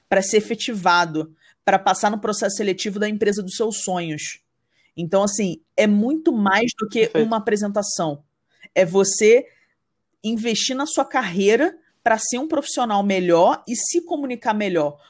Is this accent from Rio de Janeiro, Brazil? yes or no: yes; Rio de Janeiro, Brazil; now in São Paulo, Brazil; eu sou, sou, carioca e moro em São Paulo